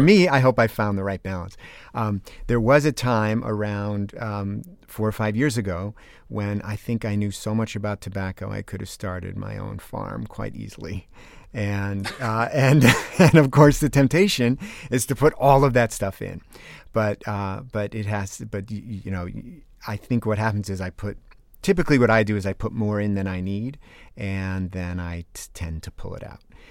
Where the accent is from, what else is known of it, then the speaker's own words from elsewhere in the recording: East Granby, Connecticut, United States; now in Oregon, United States; I live in Oregon now and teach at Oregon State University, I grew up in East Granby, Connecticut